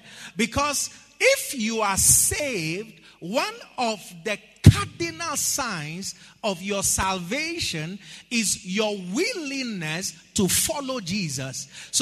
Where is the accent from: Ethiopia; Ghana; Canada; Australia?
Ghana; I said, I'm a Ghanaian, but I identify as a lawyer.